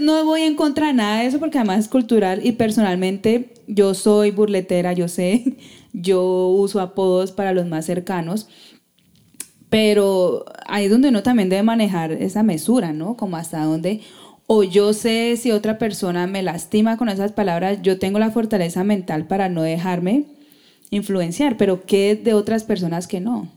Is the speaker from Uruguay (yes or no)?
no; Colombia; como sociedad colombiana somos muy recocheros